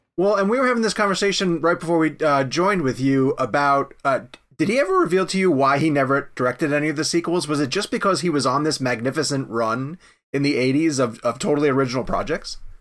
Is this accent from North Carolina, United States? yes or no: yes; Charlotte, North Carolina, United States; I'm from Charlotte, North Carolina